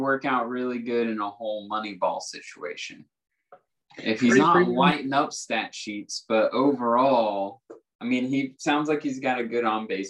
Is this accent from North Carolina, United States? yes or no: no; Yukon, Oklahoma, United States; he's actually from my hometown of Yukon, Oklahoma.